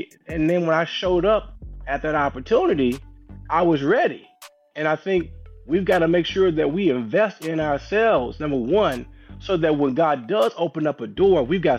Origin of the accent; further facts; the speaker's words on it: St. Louis, Missouri, United States; I grew up in St. Louis, Missouri. Shout out to St. Louis, the Midwest.